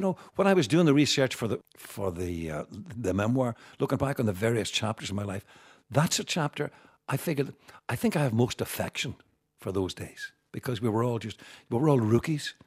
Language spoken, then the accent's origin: English; Derry, Northern Ireland, United Kingdom; also born or lived in Belfast; growing up in Derry